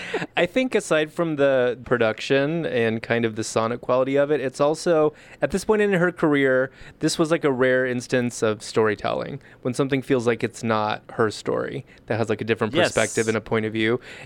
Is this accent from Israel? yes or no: no; Los Angeles, California, United States; I grew up in the San Fernando Valley